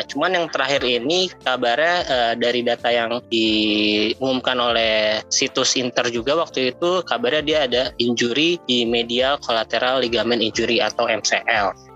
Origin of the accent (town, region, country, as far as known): Makassar, South Sulawesi, Indonesia; born or raised there